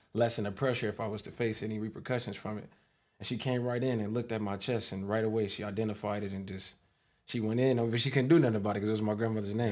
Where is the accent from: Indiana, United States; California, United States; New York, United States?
California, United States; Long Beach; also born or lived in Lakewood; Long Beach, my hometown, diverse, skateboards, vans, the beach, obviously